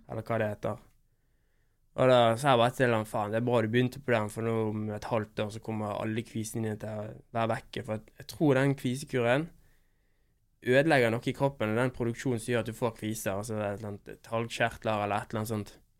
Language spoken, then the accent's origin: Norwegian; Bergen, Vestland, Norway; also born or lived in Oslo; Når jeg er hjemme i Bergen